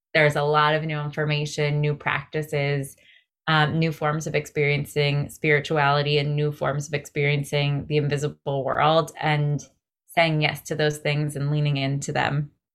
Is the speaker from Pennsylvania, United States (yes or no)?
no; greater New York area, United States; as a millennial growing up in the greater New York area